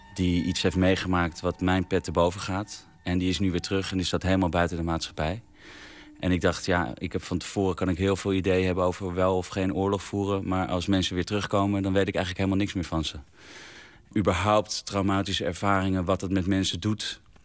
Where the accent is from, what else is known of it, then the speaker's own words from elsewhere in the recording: Vinkenveen, Utrecht, Netherlands; Ik ben opgegroeid in Vinkenveen